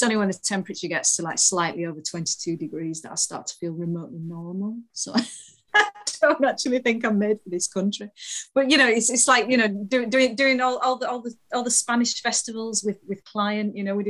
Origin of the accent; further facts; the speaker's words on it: Halifax, Yorkshire and the Humber, United Kingdom; I know. I am an absolute lightweight when it comes to weather. Terrible. I'm an excuse of a northerner.